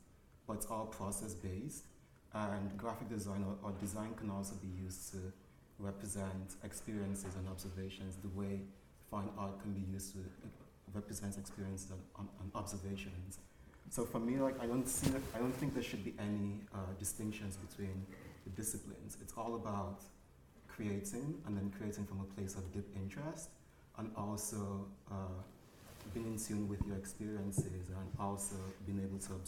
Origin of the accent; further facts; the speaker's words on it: Lagos, Nigeria; the experiences I had growing up in Lagos, Nigeria